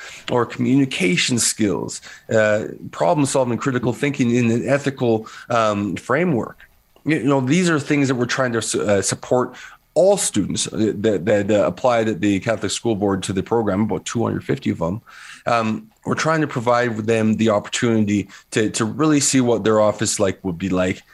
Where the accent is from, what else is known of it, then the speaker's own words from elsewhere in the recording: Vancouver, British Columbia, Canada; also born or lived in New Westminster / University of Kansas, United States; I grew up in New Westminster and in Vancouver, predominantly, white city in the 80s and 90s.